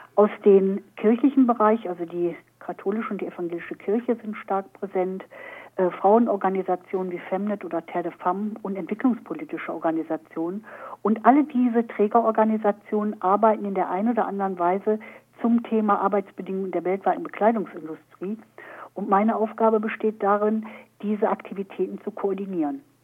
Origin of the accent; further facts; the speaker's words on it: Germany; hier bei uns in Deutschland